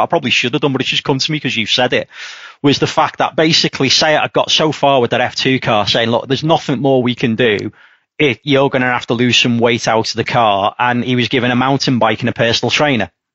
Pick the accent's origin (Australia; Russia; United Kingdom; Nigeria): United Kingdom; Liverpool, North West England; I come from Liverpool.